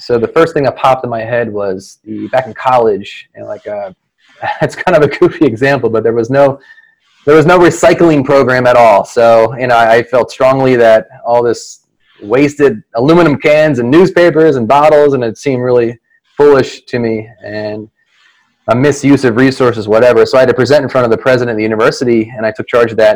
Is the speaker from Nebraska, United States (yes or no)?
no; Philadelphia, Pennsylvania, United States; I'm born and raised in the Philadelphia area. I haven't moved too far, about five miles from where I grew up